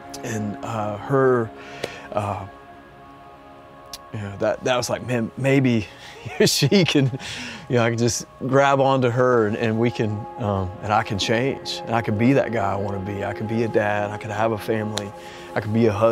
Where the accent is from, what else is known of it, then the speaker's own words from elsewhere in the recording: Ocean Isle Beach, North Carolina, United States; I was born in North Carolina, grew up on the coast in Ocean Isle Beach